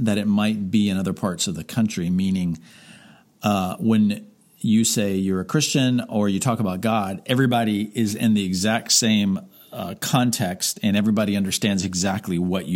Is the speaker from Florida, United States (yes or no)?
yes; Miami, Florida, United States; I grew up in Miami